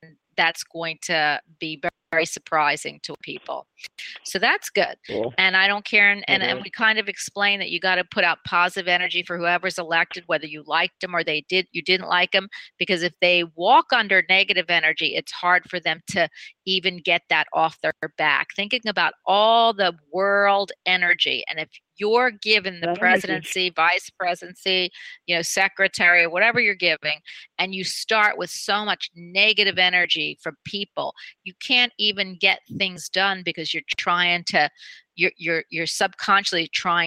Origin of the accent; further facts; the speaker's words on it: the South, United States; I'm from the South